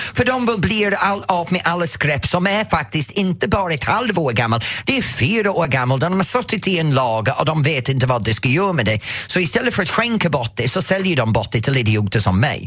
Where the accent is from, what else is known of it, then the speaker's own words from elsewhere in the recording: England, United Kingdom; now in Sweden; mig som engelsman